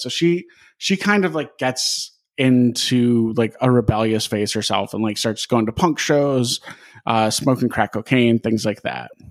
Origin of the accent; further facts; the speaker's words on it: Wisconsin, United States; I grew up in Wisconsin